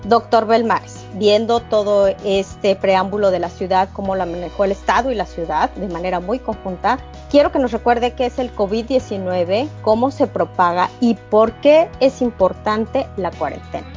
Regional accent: Mexico; now in Chicago, United States; Como mexicanos residentes en el extranjero y profesionistas de diversas áreas

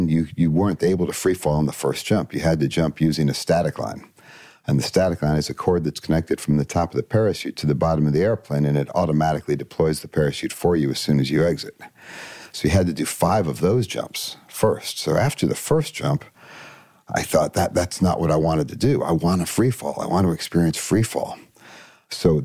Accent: Columbus, Ohio, United States; Mostly in Columbus, Ohio

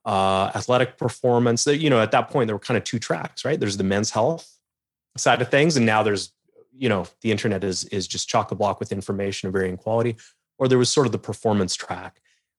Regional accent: Calgary, Alberta, Canada; now in Toronto, Canada; I moved back to Toronto. I'm originally from Calgary out west

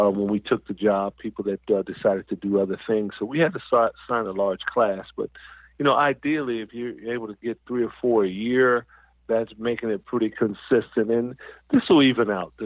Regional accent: Southern California, United States; I'm from Southern California

